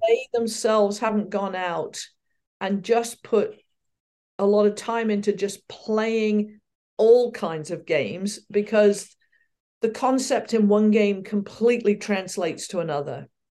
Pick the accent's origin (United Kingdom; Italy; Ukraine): United Kingdom; Reading, South East England; moved away as an adult; also born or lived in Ferndown, Dorset; now in United States; I was born in Reading in Berkshire, and, uh, I lived there until, uh, we were nine, or I was nine